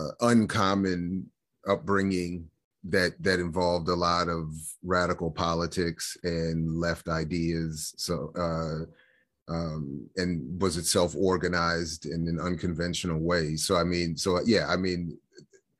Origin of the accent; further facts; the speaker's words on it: Columbia, Maryland, United States; also born or lived in Washington, D.C.; I was born in Washington, D.C., and I grew up in the very planned suburban neighborhood or city of Columbia, Maryland